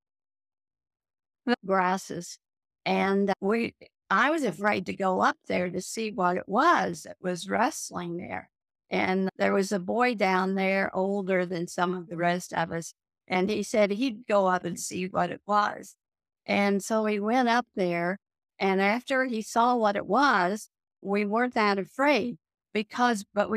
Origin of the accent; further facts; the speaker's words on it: Joplin, Missouri, United States; also born or lived in Columbia, Missouri; I was brought up in Joplin, Missouri, and lived there for 20 years